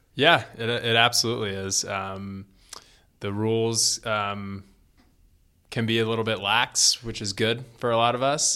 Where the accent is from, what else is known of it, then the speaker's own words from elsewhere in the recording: Florida, United States; now in Colorado, United States; I was born in Florida